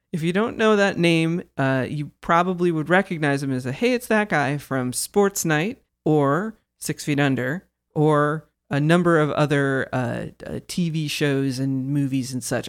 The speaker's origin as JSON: {"language": "English", "region": "Kansas", "country": "United States", "tie": "born or raised there", "said": "I grew up in Kansas."}